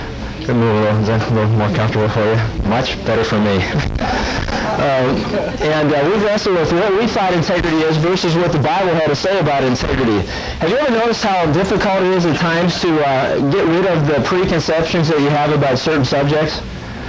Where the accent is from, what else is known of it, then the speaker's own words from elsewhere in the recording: Pennsylvania, United States; I had opportunities as I grew up in Pennsylvania to go out and go deer hunting